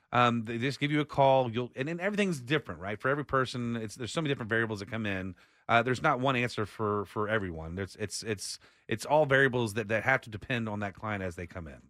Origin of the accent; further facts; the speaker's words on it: Austin, Texas, United States; I was born raised in Austin